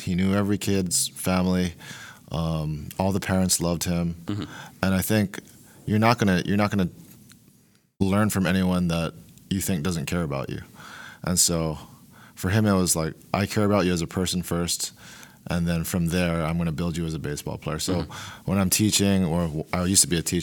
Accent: Honolulu, Hawaii, United States; moved away as an adult; also born or lived in Oregon; now in Portland, United States; I am born and raised in Honolulu, Hawaii

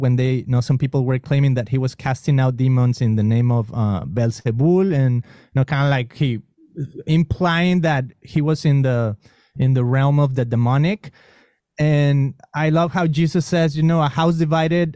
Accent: Mexico; accent: Mexican; first language Spanish; English is a second language; moved away; growing up in Mexico, of course, my accent, I mean, I spoke Spanish

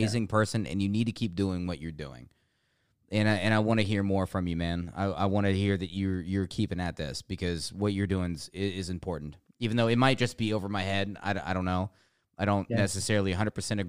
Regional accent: United States; as American citizens

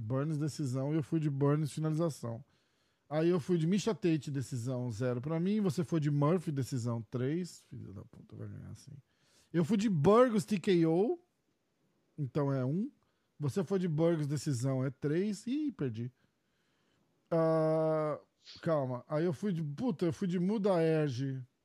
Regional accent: Brazil; a gente é do Brasil

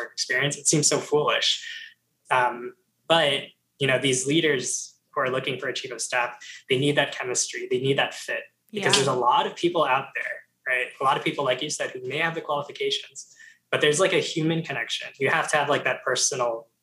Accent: New Jersey, United States; moved away as an adult; also born or lived in Georgia; everyone was going to like that local school in New Jersey, Rutgers

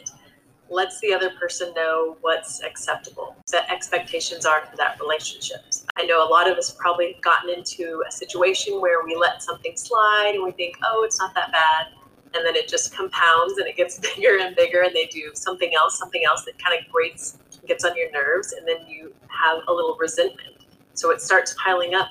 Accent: Texas, United States; I'm a Texan

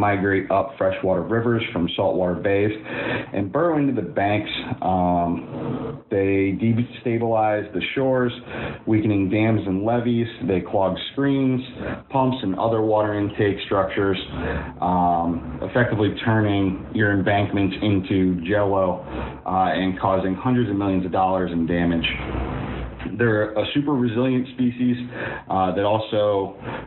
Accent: Connecticut, United States; right here in my home state of Connecticut

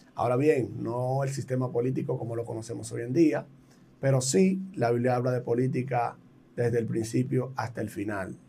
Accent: Dominican Republic; en mi país, República Dominicana

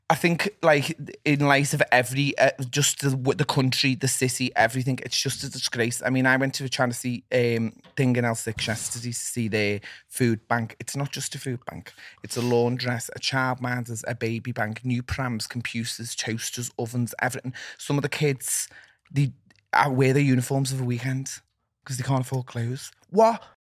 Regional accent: Liverpool, North West England, United Kingdom; I do think that, and I will stand by that, and I am a Scouser, and that's what I think.

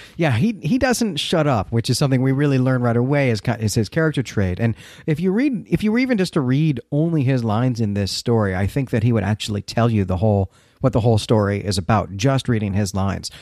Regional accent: United States; moved away as an adult; also born or lived in Northern England; I'm an American, but I've lived in England

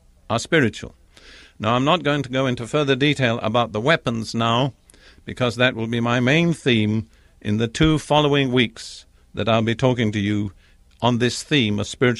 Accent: England, United Kingdom; I'm English by background.

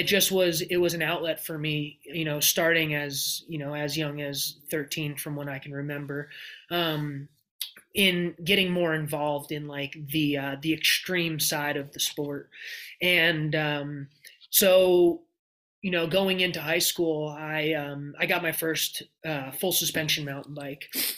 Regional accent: Hillsdale, New Jersey, United States; I grew up in Hillsdale, New Jersey

